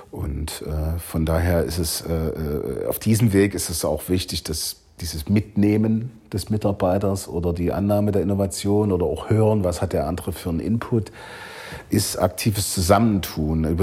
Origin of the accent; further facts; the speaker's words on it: Leipzig, Saxony, Germany; Ich komme aus der DDR, ich war 16 Jahre alt, als, als die Mauer fiel.